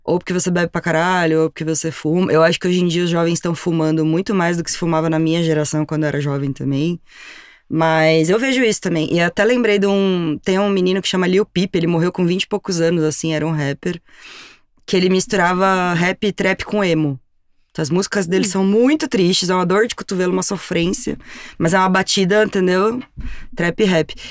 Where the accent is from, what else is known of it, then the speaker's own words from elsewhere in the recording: São Paulo, Brazil; eu também vim da periferia de São Paulo, eu também sou da Zona Sul